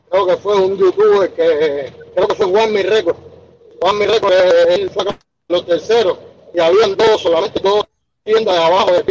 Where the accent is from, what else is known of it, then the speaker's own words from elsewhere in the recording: Cuba; al final nosotros mismos como cubanos, pienso yo, en mi, opinión personal, nos hemos fomentado dentro de, dentro de un mercado informal